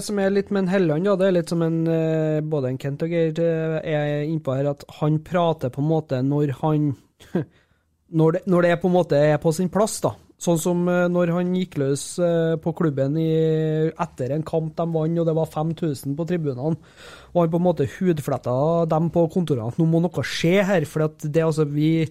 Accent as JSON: {"language": "Norwegian", "town": "Overhalla", "region": "Trøndelag", "country": "Norway", "said": "Jeg er fra Overhalla"}